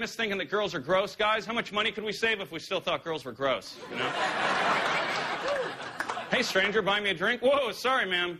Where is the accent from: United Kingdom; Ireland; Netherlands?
Ireland; I walked into a bar, and just because I'm Irish, the bartender was like, hey, buddy, can I get you something to drink?